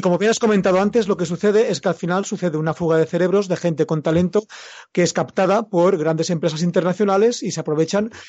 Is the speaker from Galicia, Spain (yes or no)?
no; Mallorca, Balearic Islands, Spain; yo soy mallorquín, vivo en Mallorca